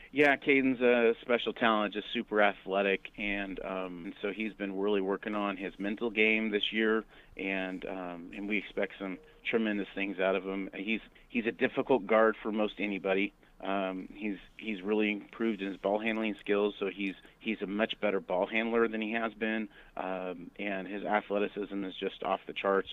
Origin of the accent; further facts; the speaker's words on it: Eugene, Oregon, United States; growing up in Eugene myself